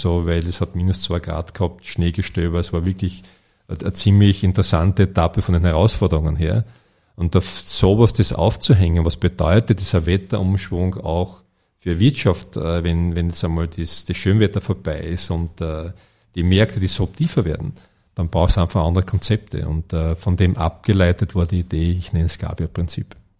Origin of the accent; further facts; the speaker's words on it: Ferlach, Carinthia, Austria; gebürtiger Fährlacher. Und wie, wie alle, die in den Bergen aufwachsen